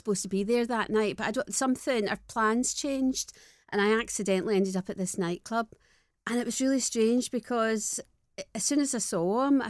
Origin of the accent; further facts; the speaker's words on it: Glasgow, Scotland, United Kingdom; Early 60s in a place called Shettleston, which is... I was born in a tenement building, like right. many Glaswegians were, yeah. and I grew up there